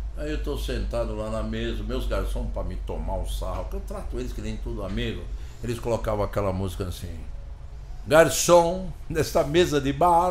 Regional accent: Brazil; eu, como brasileiro

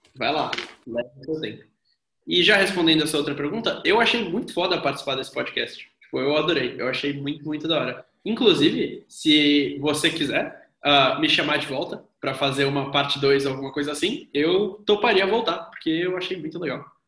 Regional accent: Brazil; eu sou brasileiro

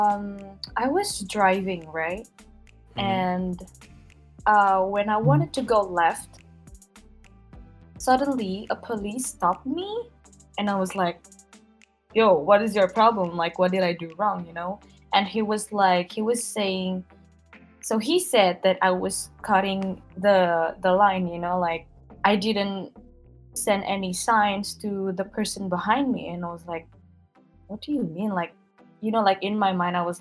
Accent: East Java, Indonesia; I was born in East Java, but my parents, they're from South Sumatra.

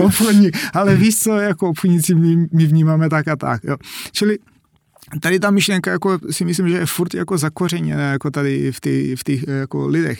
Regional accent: North Macedonia; Czech is a second language; moved away as an adult; now in Czech Republic

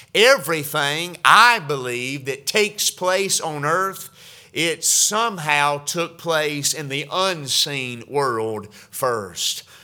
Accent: Georgia, United States; now in West Virginia, United States; growing up in Georgia

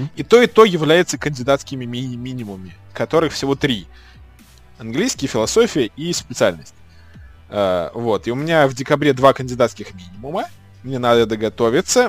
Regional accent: Saratov, Saratov Oblast, Russia; now in Moscow, Russia; я как бы приехал в, в, ну, в родной город

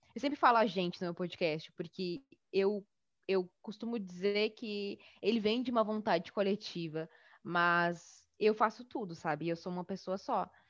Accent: Bagé, Rio Grande do Sul, Brazil; now in Porto Alegre, Brazil; criei o Baguris aqui em Porto Alegre, mas eu sou do sul do Rio Grande do Sul, sou de Bagé, no interior, né, aqui do Rio Grande do Sul.

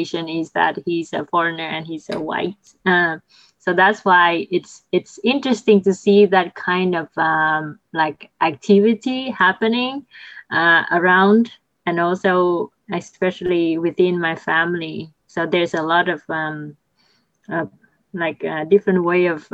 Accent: Vietnam; my home country, Vietnam

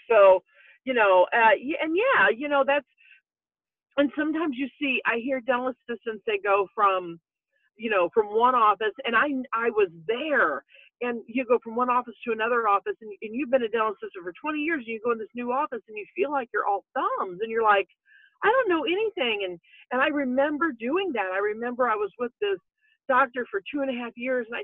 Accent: Roxana, Illinois, United States; from Roxanna, Illinois

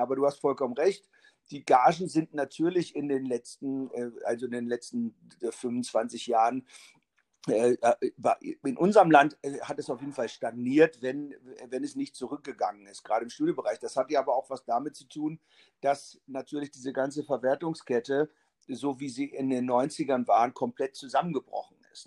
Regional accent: Braunschweig, Lower Saxony, Germany; also born or lived in Hannover / Berlin; bin ich in Braunschweig auch aufgewachsen

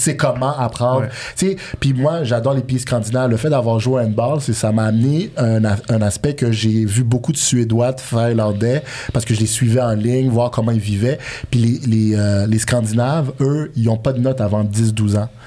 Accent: Montreal, Quebec, Canada; also born or lived in Bordeaux, France; en grandissant à Montréal, euh, j'étais allé habiter en France par la suite, en début de vingtaine, pour jouer à handball

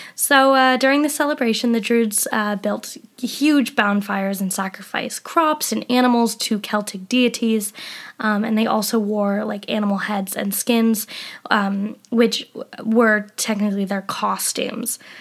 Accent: Colorado, United States; moved away as an adult; now in England, United Kingdom; I'm from Colorado

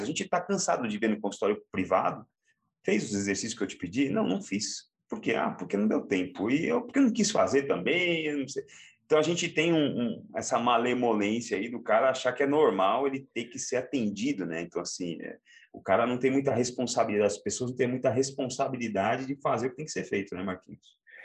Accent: Santo André, São Paulo, Brazil; eu sou da periferia de uma cidade é, da Grande São Paulo, sou de Santo André, e eu cresci aqui

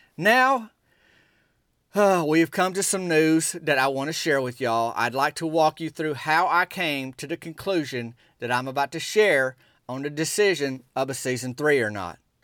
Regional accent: Dardanelle, Arkansas, United States; also born or lived in Russellville, Arkansas; I am from Arkansas. I'm from Dardanelle, Arkansas. I was born in Russellville. Uh, spent eleven years in that area

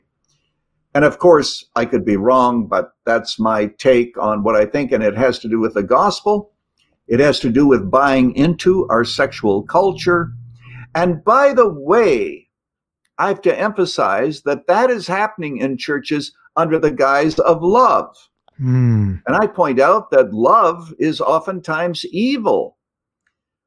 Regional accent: Canada; now in United States; I was born in Canada.

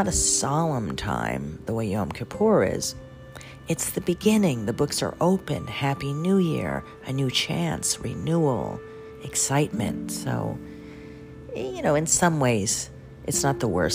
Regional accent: New York City, New York, United States; I'm a New Yorker

